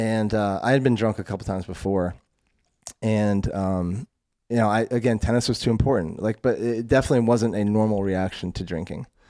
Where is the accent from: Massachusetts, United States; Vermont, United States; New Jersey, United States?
Vermont, United States; moved away as an adult; also born or lived in North Carolina / San Francisco / Denver; so I'm from Vermont. Grew up in very, very rural, like, small town Vermont.